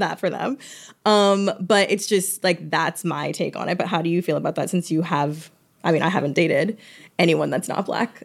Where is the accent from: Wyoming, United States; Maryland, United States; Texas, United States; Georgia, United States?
Georgia, United States; I'm from Georgia